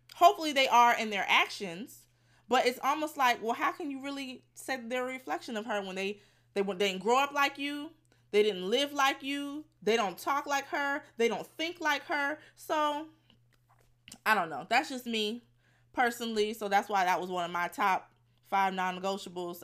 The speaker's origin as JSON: {"language": "English", "town": "Fort Lauderdale", "region": "Florida", "country": "United States", "said": "I'm from Fort Lauderdale"}